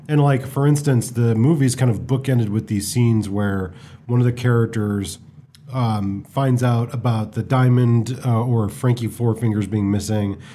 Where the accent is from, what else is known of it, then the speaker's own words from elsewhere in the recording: United States; as an American